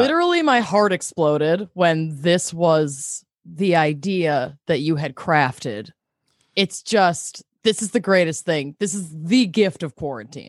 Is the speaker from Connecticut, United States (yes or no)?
yes; Connecticut, United States; I grew up in Connecticut in the eighties and nineties